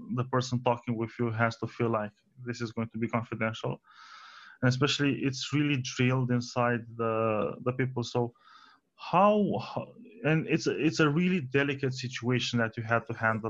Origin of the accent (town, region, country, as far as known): Romania